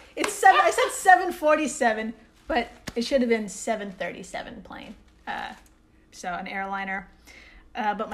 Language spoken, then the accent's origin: English; United States; also born or lived in New York; We're American